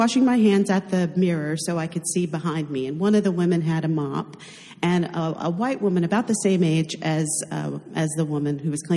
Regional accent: North Carolina, United States; I'm from North Carolina

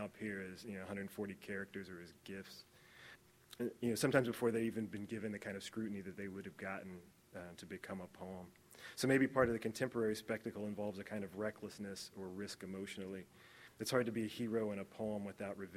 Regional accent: Indiana, United States; moved away; also born or lived in Los Angeles; I'm really from the great state of Indiana

